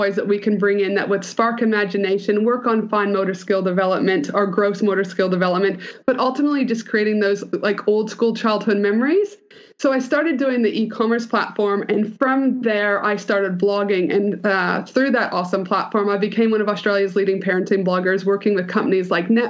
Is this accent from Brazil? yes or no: no; Canada; I'm Canadian, so I always start with that because I'm a super proud Canadian